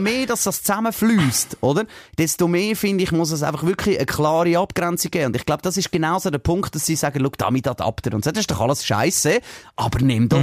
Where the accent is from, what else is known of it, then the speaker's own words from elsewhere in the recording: Switzerland; bei uns in der Schweiz